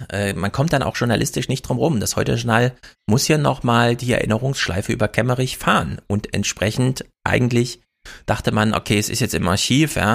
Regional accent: Thuringia, Germany; als Thüringer

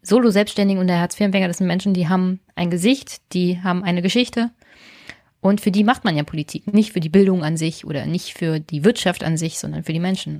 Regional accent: Brandenburg, Germany

